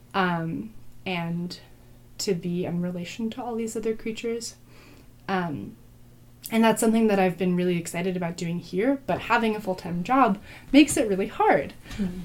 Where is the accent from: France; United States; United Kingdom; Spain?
United States; Berkeley, California; I grew up in Berkeley and in the East Bay